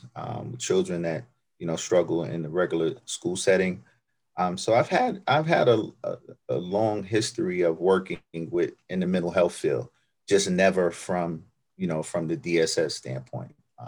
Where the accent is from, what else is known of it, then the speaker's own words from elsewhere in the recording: New York City, New York, United States; moved away; I grew up in New York, Brooklyn, New York